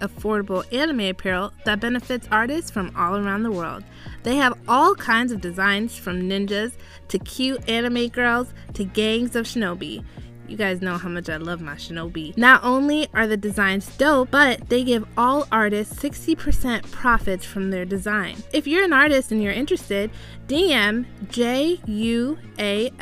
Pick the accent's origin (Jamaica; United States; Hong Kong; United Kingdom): Jamaica; because I'm Jamaican, I eat Easter bun